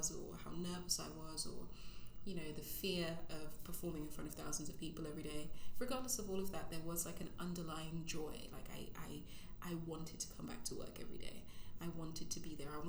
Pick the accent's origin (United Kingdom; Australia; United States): United Kingdom; Essex, East of England; also born or lived in Zimbabwe; now in London, United Kingdom; I basically had my formative years in Essex.